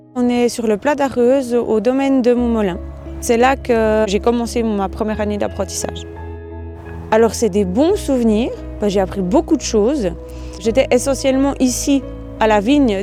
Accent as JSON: {"language": "French", "town": "Boudry", "region": "Neuchâtel", "country": "Switzerland", "tie": "born or raised there", "said": "J'ai grandi ici, euh, à Trois-Roues"}